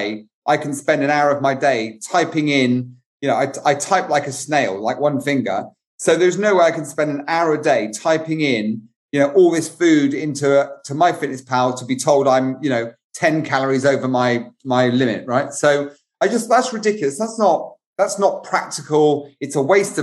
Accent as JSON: {"language": "English", "country": "United Kingdom", "said": "as a Brit"}